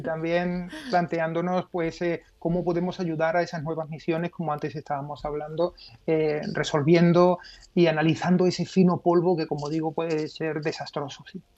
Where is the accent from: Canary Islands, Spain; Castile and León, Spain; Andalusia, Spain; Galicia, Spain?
Andalusia, Spain; Seville; soy de Sevilla